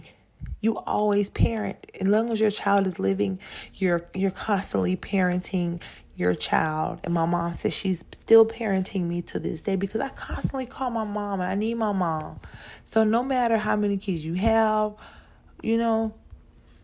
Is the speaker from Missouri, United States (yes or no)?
no; South Carolina, United States; I'm really from South Carolina